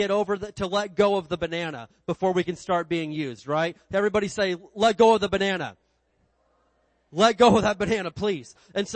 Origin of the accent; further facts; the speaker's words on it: Indiana, United States; when I grew up in Indiana, we had this big hill behind our house